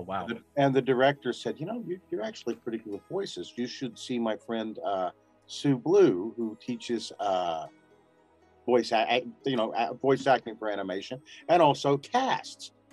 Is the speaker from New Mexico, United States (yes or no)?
yes; New Mexico, United States; moved away; also born or lived in Los Angeles; I'm I'm living in Albuquerque now, and I was born in New Mexico